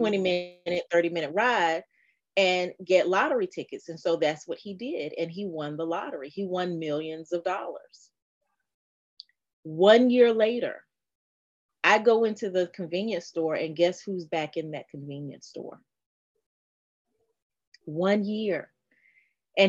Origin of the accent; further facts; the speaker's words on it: North Carolina, United States; I'm from North Carolina